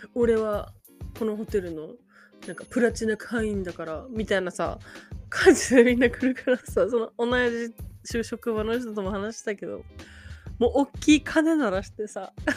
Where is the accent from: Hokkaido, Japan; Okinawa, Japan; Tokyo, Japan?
Okinawa, Japan; now in Hawaii, United States; 沖縄県出身なんです